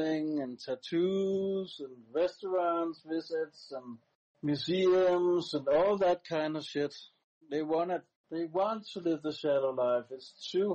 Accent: Denmark; first language Danish; English is a second language; I mostly talk in my native language, Danish

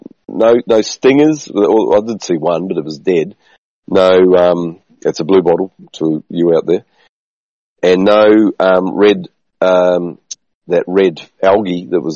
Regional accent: New Zealand; moved away; So where I grew up in New Zealand

